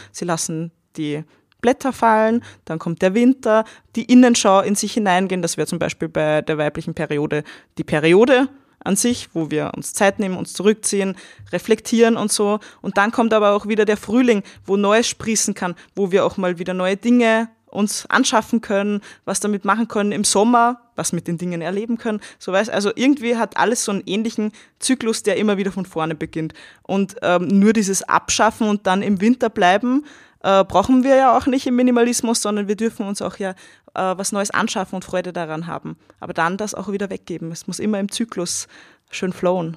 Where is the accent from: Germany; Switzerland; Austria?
Austria; also born or lived in Vienna; nach meinem Abi, also meiner Matura in Österreich